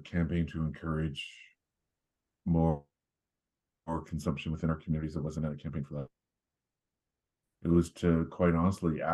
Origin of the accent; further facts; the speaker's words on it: Sault Ste. Marie, Ontario, Canada; now in south of Barrie, Canada; I was born and raised in Sault Ste. Marie